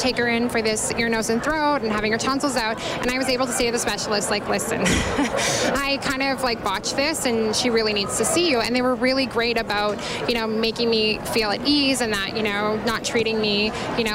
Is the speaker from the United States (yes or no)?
no; Spruce Grove, Alberta, Canada; We're from Spruce Grove